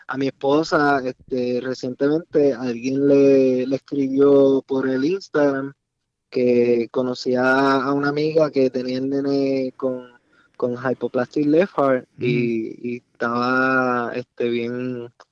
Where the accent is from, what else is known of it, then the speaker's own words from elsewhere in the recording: Salinas, Puerto Rico; moved away; also born or lived in New Jersey; Nosotros somos de Salinas